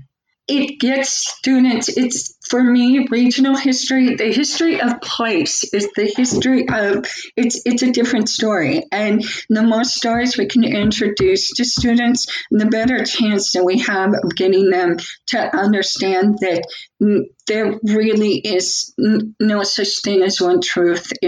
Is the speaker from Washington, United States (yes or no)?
yes; the Northwest, Washington, United States; growing up in the Northwest